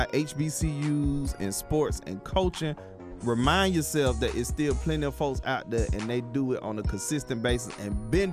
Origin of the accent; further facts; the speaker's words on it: Atlanta, Georgia, United States; I work my behind off in Atlanta, what I do. And I'm in my hometown.